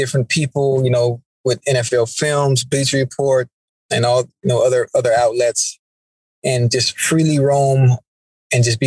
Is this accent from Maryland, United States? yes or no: no; Miami, Florida, United States; I'm from Liberty City